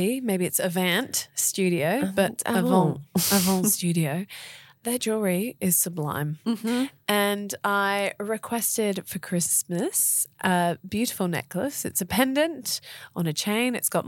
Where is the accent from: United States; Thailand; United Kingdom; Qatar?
Thailand; now in Australia; growing up in Thailand